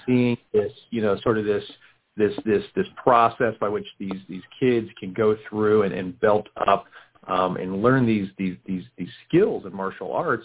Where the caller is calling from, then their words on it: Houston, Texas, United States; I am calling from Houston, Texas